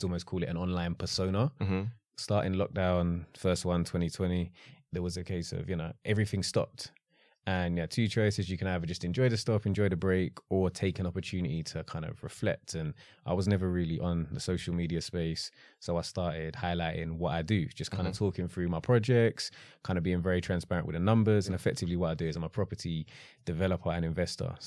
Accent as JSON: {"language": "English", "region": "London", "country": "United Kingdom", "tie": "born or raised there", "said": "South London."}